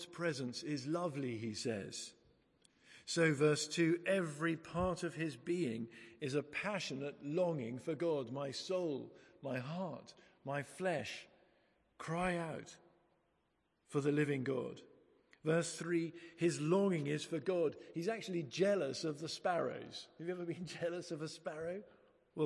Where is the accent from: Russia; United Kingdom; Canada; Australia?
United Kingdom; England; we're English